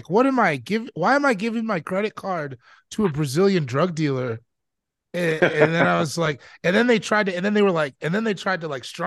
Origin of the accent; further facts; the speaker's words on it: Sierra Leone; I'm from Sierra Leone, so I've been there.